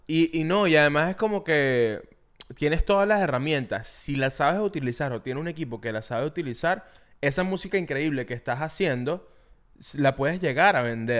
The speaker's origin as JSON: {"language": "Spanish", "country": "Venezuela", "said": "Yo que soy venezolano"}